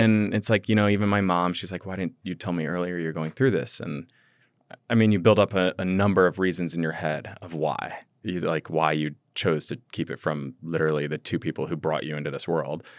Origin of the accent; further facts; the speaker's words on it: Midwest, United States; growing up in the Midwest